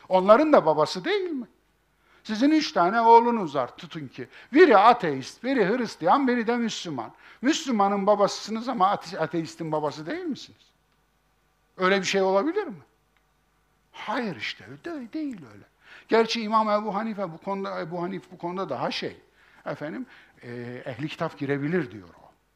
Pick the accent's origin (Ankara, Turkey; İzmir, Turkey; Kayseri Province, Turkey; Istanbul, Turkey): Kayseri Province, Turkey; bizim Kayseri İpek yolunun üzerindedir.